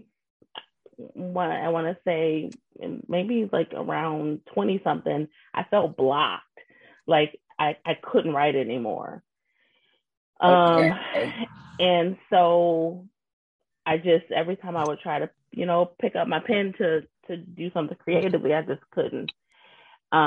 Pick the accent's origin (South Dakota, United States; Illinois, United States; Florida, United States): Illinois, United States; Zion; now in Wisconsin, United States; I'm originally from Zion, Illinois